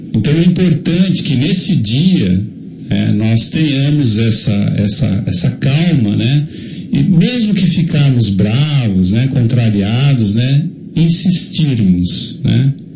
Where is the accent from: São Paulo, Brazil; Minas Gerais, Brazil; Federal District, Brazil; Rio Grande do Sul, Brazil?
São Paulo, Brazil; Jundiaí; eu nasci a dois quarteirões da Faculdade de Medicina de Jundiaí.